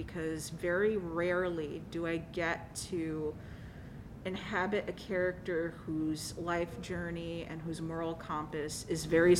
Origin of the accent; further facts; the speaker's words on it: New York City, New York, United States; I grew up in Coney Island